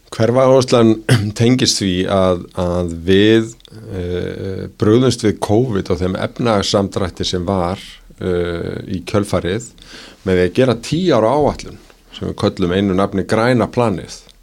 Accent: Reykjavík, Capital Region, Iceland; ég er að alna upp í árbænum

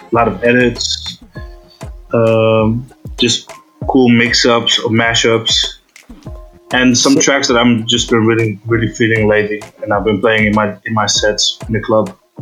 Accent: Amsterdam, North Holland, Netherlands; I'm from Amsterdam

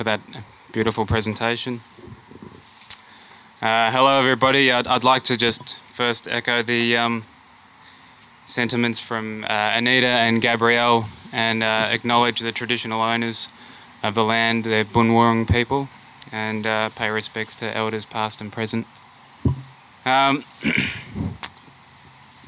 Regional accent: Australia; also born or lived in Germany / Melbourne, Australia; As an Australian

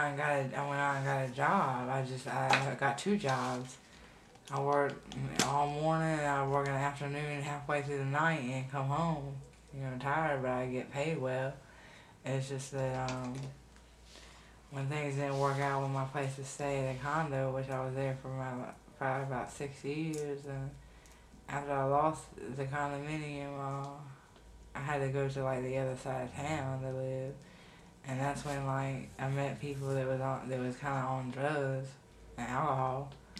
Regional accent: Charlotte, North Carolina, United States; Charlotte, North Carolina.

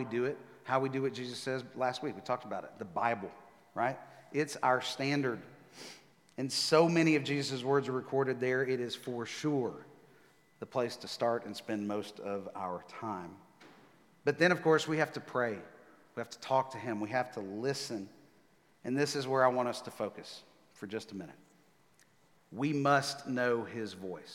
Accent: Texas, United States; moved away as an adult; now in Nashville, United States; I was born and raised in Texas. I'm a Texas guy.

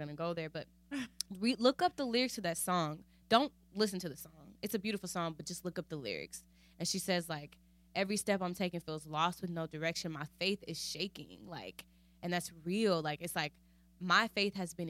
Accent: United States; I'm still from here

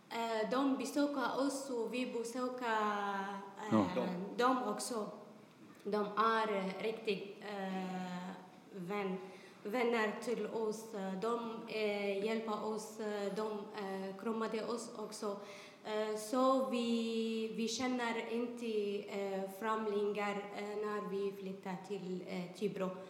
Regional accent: Syria; Swedish is a second language; moved away as an adult; now in Sweden; Vi kommer från Syrien, Ripostan, från två år och fyra månader sedan vi kommer till eh, Sverige.

